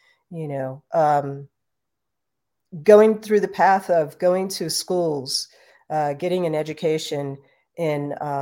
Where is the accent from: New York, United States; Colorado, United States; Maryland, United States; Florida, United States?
New York, United States; New York City; I grew up in New York City